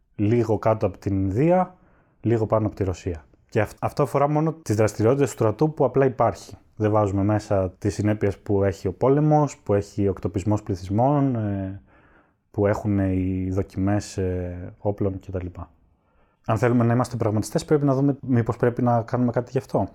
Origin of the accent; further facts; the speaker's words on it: Skydra, Central Macedonia, Greece; μεγάλωσα στη Σκύδρα Πέλλα